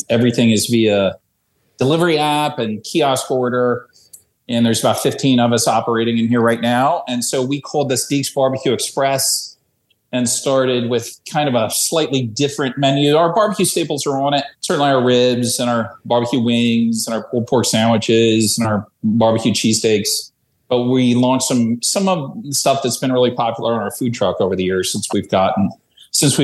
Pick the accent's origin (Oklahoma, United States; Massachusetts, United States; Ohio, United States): Ohio, United States; Columbus; moved away as an adult; now in Philadelphia, United States; I was born and raised in Columbus, Ohio, but I came out here in 1989 as a freshman in college, and I've spent most of my adult life in Philadelphia